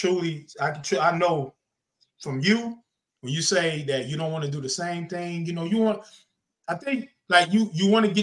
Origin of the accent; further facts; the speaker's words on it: the South, United States; I'm from the South